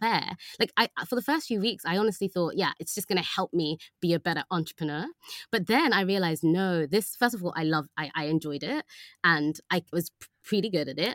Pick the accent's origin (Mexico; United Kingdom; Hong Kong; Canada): United Kingdom; London; also born or lived in Oxford; I was from London